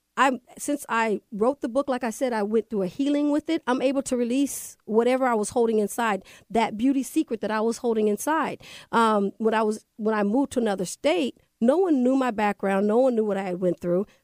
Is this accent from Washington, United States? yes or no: yes; Everett, Washington, United States; moved away as an adult; also born or lived in Kirkland, Washington / Seattle, Washington; now in Las Vegas, United States; I grew up in Everett, Washington, right off Mukilteo Boulevard. From there, I moved to Kirkland, where I graduated from Juanita High School